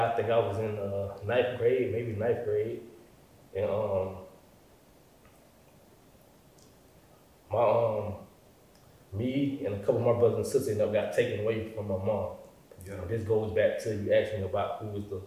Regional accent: Jacksonville, Florida, United States; born or raised there; moved away

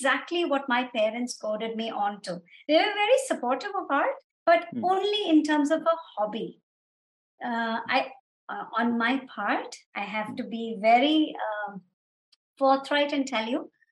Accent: Dubai, United Arab Emirates; I was actually born right after they got married and was raised in Dubai. So my whole childhood has been in Dubai

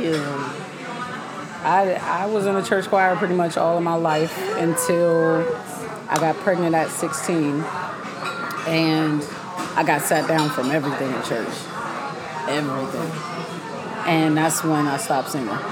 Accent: Pittsburgh, Pennsylvania, United States; we lived in Cedar Ridge Apartments in Laurelville, PA. I'm from Pittsburgh

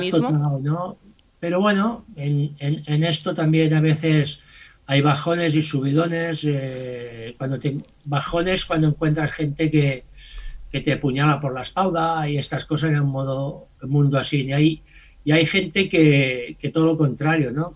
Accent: Mataró, Catalonia, Spain; soy de Mataró

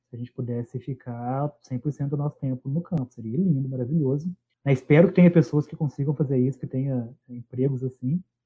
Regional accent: Minas Gerais, Brazil; Eu sou de Minas

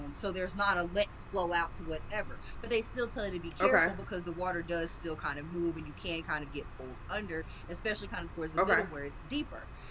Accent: East Texas, United States; I'm from the South, and so, like, East Texas

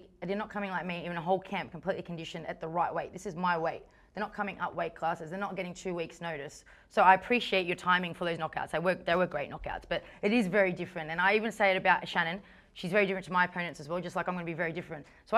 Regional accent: Australia; I'm Australian. This is as Australian as you get it

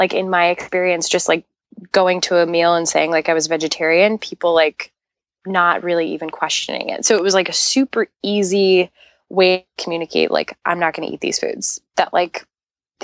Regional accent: New York, United States; also born or lived in Long Island, New York; I grew up in Queens

